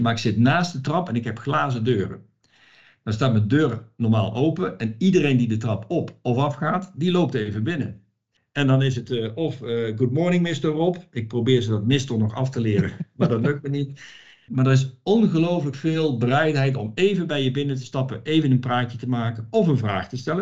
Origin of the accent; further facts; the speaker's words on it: Netherlands; moved away as an adult; now in Romania; ik kom uit Nederland, uit een georganiseerd land